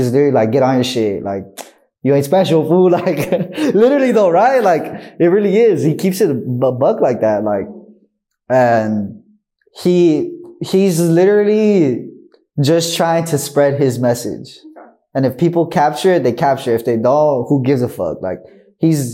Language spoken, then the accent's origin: English; Compton, California, United States; I'm from Compton, California.